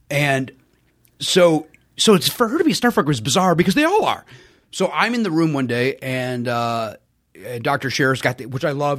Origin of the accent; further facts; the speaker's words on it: Chicago, Illinois, United States; also born or lived in Hometown, Illinois; I grew up on the south side of Chicago, south side of Chicago, then we moved to the south suburbs